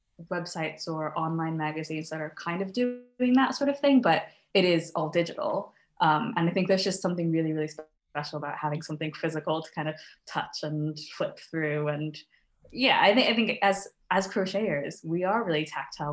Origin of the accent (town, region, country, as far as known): United States; now in Scotland, United Kingdom